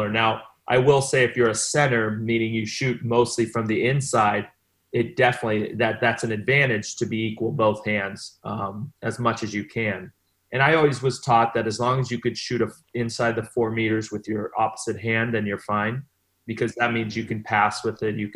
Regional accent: Long Beach, California, United States; also born or lived in Rio de Janeiro, Brazil / Milan, Italy; So I'm from Long Beach.

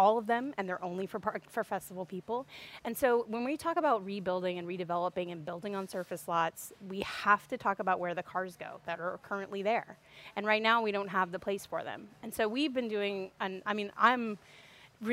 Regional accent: Opelousas, Louisiana, United States; also born or lived in Portland, Oregon / Lafayette, Louisiana; I'm from Opelousas. I moved away to Portland, Oregon, and moved back in 2010

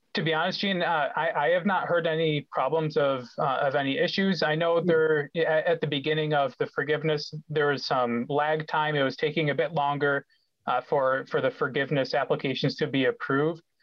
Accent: Rochester, New York, United States; I grew up in Rochester

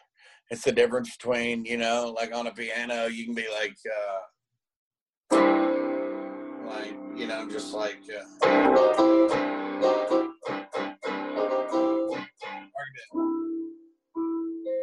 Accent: Tyler, Texas, United States; I bought this house that I grew up in Tyler now

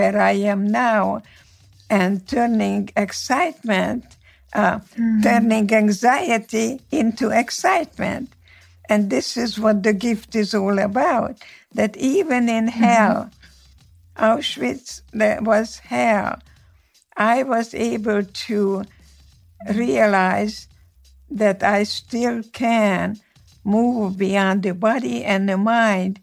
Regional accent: Slovakia; first language Hungarian; English is a second language; moved away as an adult; now in United States; Yes, I was born in Czechoslovakia. My city was part of Czechoslovakia from 1918 until 1938. Before that was the Austro-Hungarian monarchy, so my mother tongue is Hungarian.

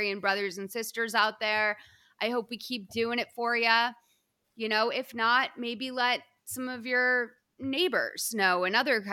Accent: Boston, Massachusetts, United States; I'm from Boston

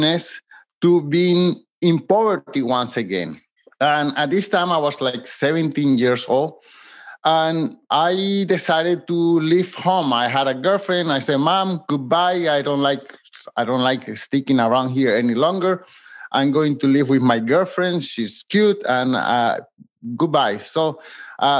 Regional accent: Colombia; now in Montreal, Canada; I live in Montreal, Canada, but I'm from Colombia, South America.

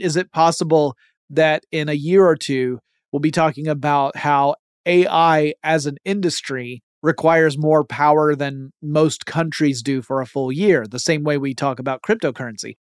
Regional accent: Georgia, United States; my home state of Georgia

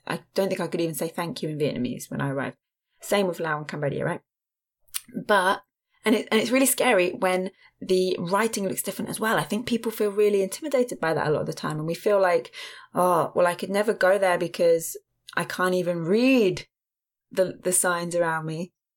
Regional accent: England, United Kingdom; I'm from England

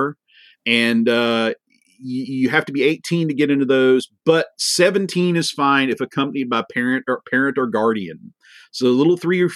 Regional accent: United States; as an American

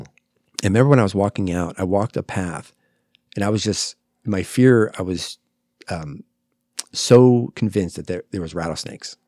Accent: New Jersey, United States; now in Phoenix, United States; New Jersey, that's where I'm

